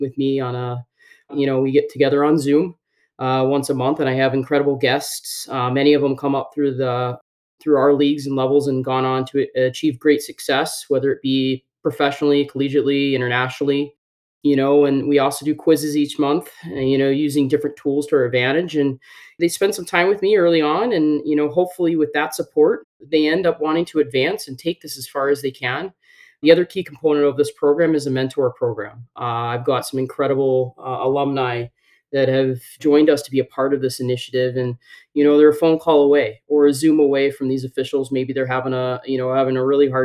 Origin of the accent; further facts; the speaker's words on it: North Carolina, United States; moved away as an adult; also born or lived in Dallas; I grew up in North Carolina and I played hockey